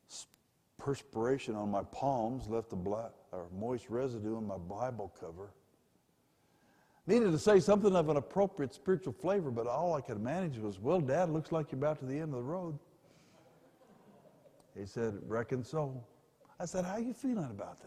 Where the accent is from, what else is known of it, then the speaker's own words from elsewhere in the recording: Pueblo, Colorado, United States; also born or lived in Denver; born in Denver but grew up in Pueblo, just about 45 miles south of here.